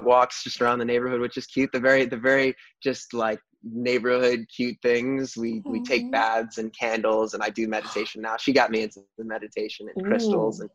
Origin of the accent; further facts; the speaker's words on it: New York, United States; I grew up in New York